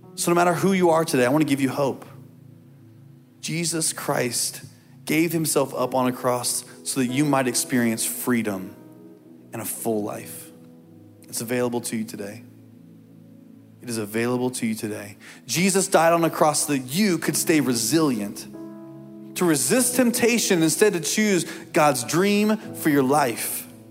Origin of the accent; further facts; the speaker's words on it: Indiana, United States; as a kid growing up in Indiana